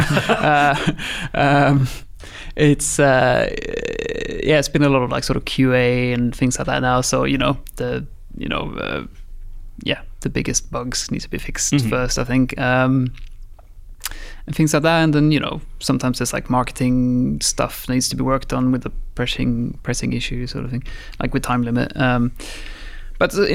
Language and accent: English; Sweden; moved away as an adult; also born or lived in Guildford, England / Brazil; I'm from Sweden. Media Molecule has an office in Guildford here in England. I moved over here when I was 19, lived here 6 years